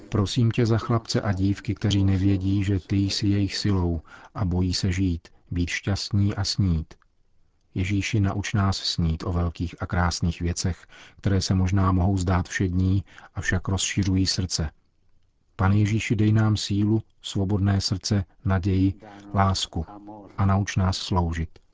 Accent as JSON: {"language": "Czech", "country": "Czechia", "said": "my Češi"}